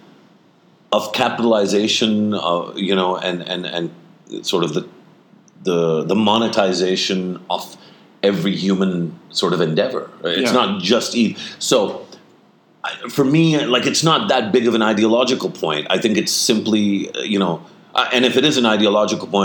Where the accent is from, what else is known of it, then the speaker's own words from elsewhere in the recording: Pakistan; we're Pakistani